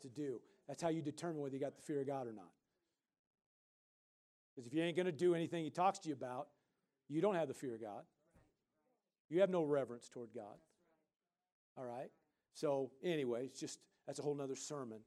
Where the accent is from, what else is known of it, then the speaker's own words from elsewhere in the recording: Midwest, United States; I grew up, like I said, in the Midwest, and we grew up in Tornado Alley